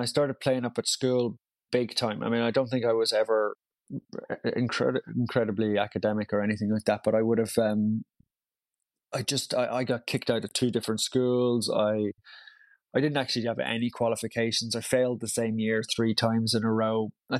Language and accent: English; Brussels, Brussels-Capital Region, Belgium; also born or lived in Tyrone, United Kingdom; I grew up in Brussels, but was born in the north in Tyrone. And yeah, I've kept the, I mean, all my friends were Irish growing up abroad.